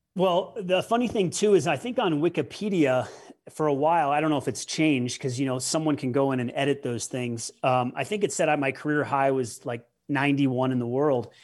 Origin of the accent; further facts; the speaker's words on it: Denver, Colorado, United States; I moved to Denver with my mother, and, uh, you know, that's where her family was from